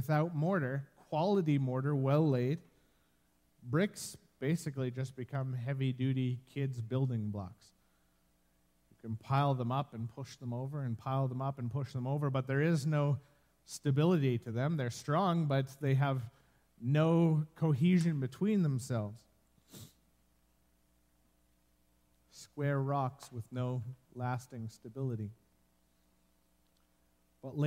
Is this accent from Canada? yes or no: yes; Medicine Hat, Alberta, Canada; moved away; I spent the greater part of my childhood growing up in Medicine Hat